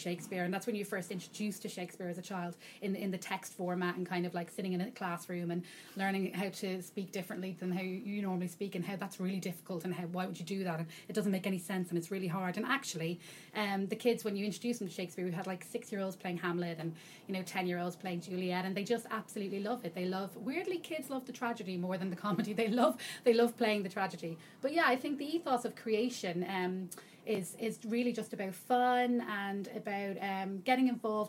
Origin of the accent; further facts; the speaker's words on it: Dublin, Leinster, Ireland; now in United Kingdom; I'm from Dublin. I hail from Dublin, and I've been living in the UK now for about 9 years, so my accent dwindles a little bit, but every so often I talk to my dad and it comes back.